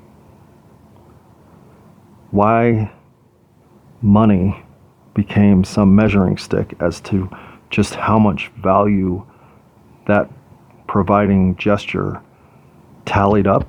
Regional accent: United States; as an American

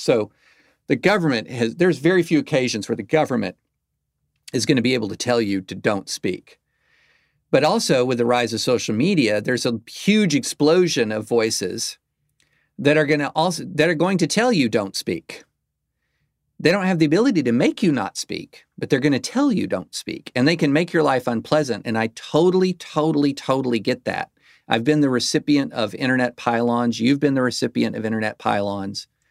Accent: the South, United States; as a lifelong South, as a Southerner

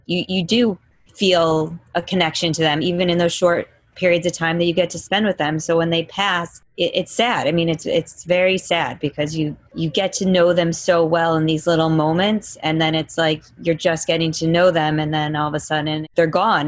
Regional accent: Chicago, Illinois, United States; growing up in Chicago, which you know I'm very proud

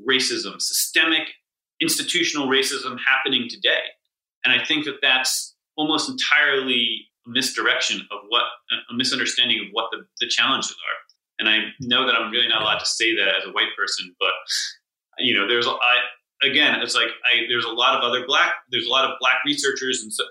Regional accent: Newton, Massachusetts, United States; my hometown, Newton, where there's basically no murders.

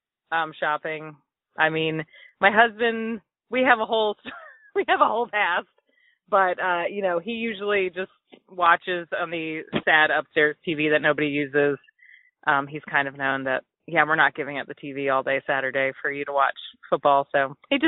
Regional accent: Birmingham, Alabama, United States; born or raised there; also born or lived in Philadelphia, Pennsylvania / Anniston, Alabama

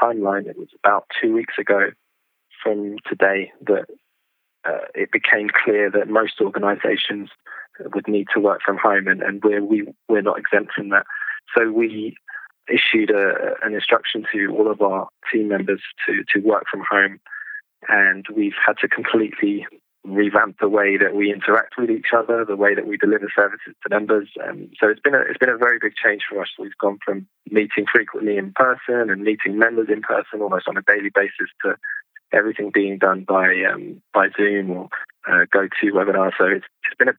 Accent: London, United Kingdom; I was born in London and I've lived here most of my life

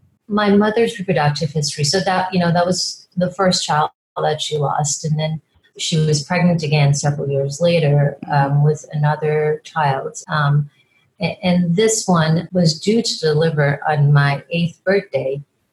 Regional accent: Guyana; born there; I was born in Guyana. Guyana is the only English speaking country in South America, and it used to be British Guiana

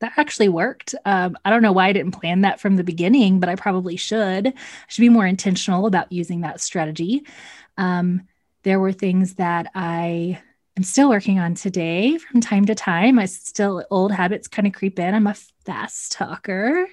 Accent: Texas, United States; moved away as an adult; also born or lived in Central Ohio; now in Ohio, United States; I say y'all because I am definitely from Texas, but I currently reside in the Midwest

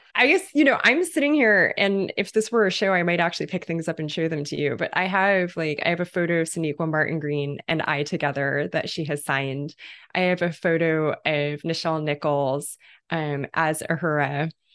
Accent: London, United Kingdom; I spent part of my childhood in, in Irish and Caribbean neighborhood in London, in, in Kilburn, in London

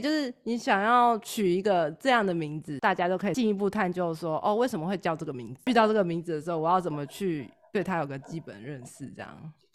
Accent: Taiwan; 我们台湾

